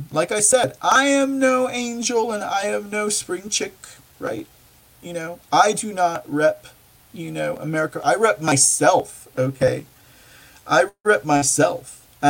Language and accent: English; United States; I'm just an American. I'm just proud of who I am and my roots